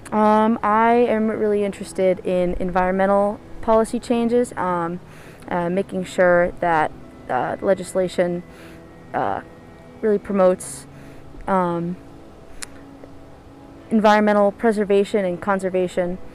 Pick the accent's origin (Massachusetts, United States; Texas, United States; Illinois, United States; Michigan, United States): Massachusetts, United States; Plymouth; I'm 20 years old and I'm from Plymouth, Massachusetts.